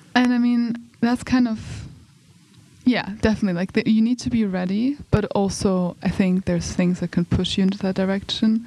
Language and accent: English; Germany; moved away as an adult; also born or lived in United Kingdom; now in Umeå, Sweden; I'm from Germany, but I study in the UK, and now I'm here on Erasmus